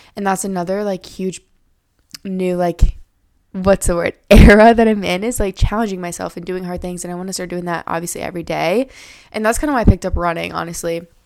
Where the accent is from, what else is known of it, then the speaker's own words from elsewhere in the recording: Iowa, United States; I live in Iowa. I was born and raised here. Lived here my whole life.